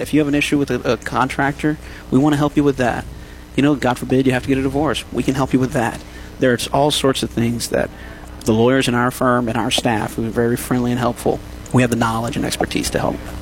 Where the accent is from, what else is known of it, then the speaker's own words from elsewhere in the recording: New Iberia, Louisiana, United States; moved away as an adult; also born or lived in Baton Rouge / Morgan City; now in Lafayette, United States; I'm from New Iberia, you know, mm-hmm. right down the road um, graduate from Catholic High